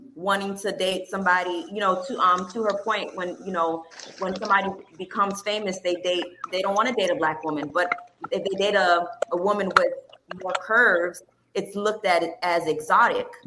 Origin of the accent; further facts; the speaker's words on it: North Miami, Florida, United States; I'm born and raised in Miami, and to be exact, I'm from North Miami